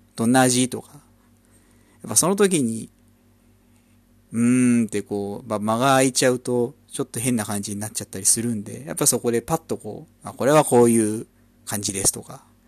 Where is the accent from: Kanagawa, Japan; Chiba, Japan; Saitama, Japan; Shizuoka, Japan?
Kanagawa, Japan; also born or lived in Ikebukuro, Tokyo; now in Tokyo, Japan; 出身 は神奈川県出身で、今は東京の池袋の近辺に住んでます。